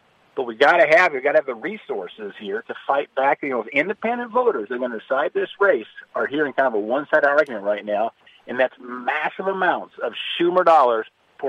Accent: Montana, United States; me the love of the outdoors as a kid growing up in Montana

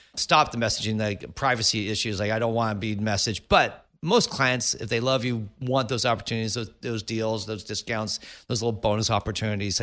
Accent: Silicon Valley, California, United States; I grew up in the Silicon Valley

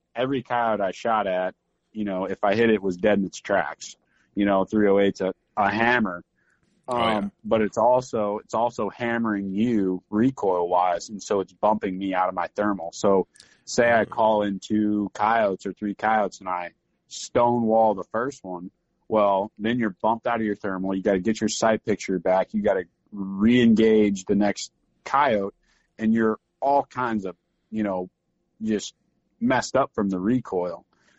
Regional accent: Missouri, United States; I grew up hunting in Missouri, deer hunting with a 243.

